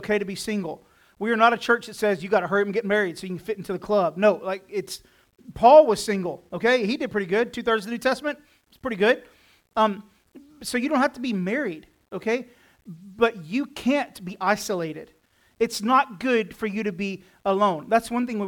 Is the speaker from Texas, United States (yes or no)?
yes; Texas, United States; I'm from Texas